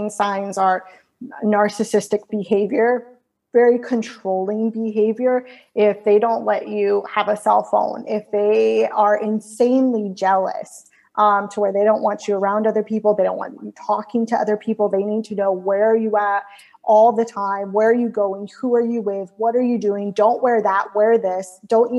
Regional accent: Florida, United States; moved away as an adult; also born or lived in California; I'm from Florida, but I ended up in California doing some school

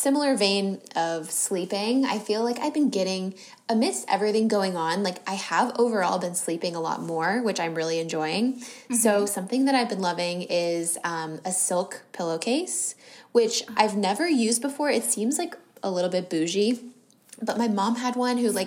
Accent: San Diego, California, United States; I grew up in San Diego

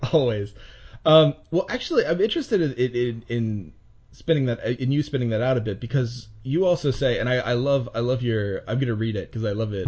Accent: United States; as an American

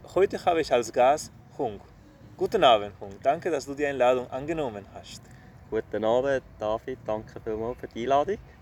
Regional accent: Spain; moved away; Ich komme aus einem Land, aus Spanien

